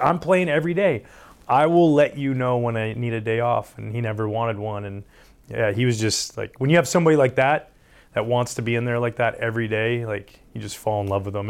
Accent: Canada; growing up in Canada

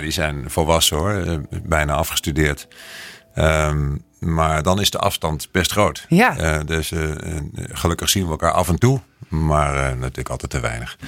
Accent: Netherlands; moved away as an adult; now in Bogotá, Colombia; als Nederlander

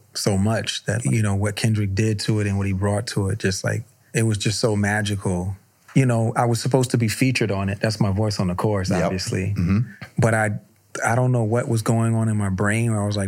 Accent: Virginia Beach, Virginia, United States; I'm from Virginia Beach

